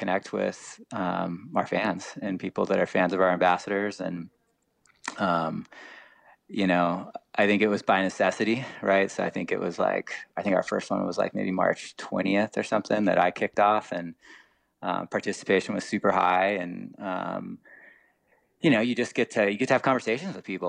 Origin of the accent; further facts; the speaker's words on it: Laguna Beach, California, United States; I grew up in Laguna